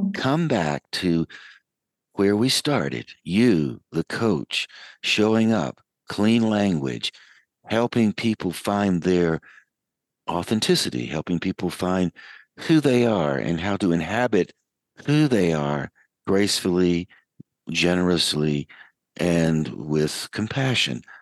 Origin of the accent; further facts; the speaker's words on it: United States; accent: American; my American accent